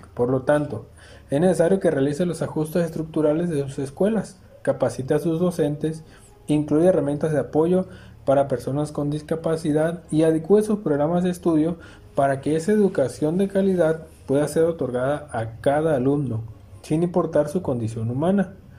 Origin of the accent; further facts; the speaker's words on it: Mexico; nos identifica como mexicanos